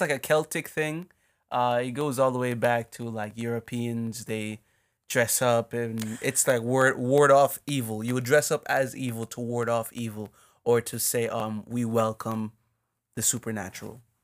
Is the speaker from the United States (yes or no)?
no; Jamaica; moved away; we're obviously from Jamaica